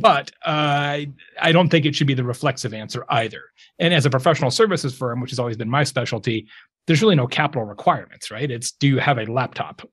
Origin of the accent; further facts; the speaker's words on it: Lake Havasu City, Arizona, United States; moved away as an adult; also born or lived in Tucson, Arizona; now in Indiana, United States; I grew up in Lake Havasu City, Arizona